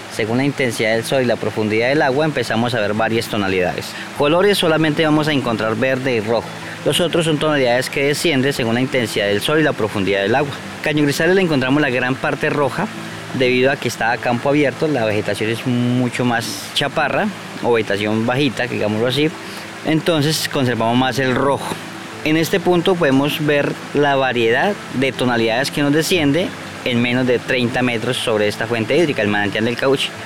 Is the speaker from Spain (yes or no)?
no; La Macarena, Meta, Colombia; also born or lived in Pitalito, Huila; llevo 23 años en el municipio de La Macarena. Estudié en La Macarena, en parte de la primaria, secundaria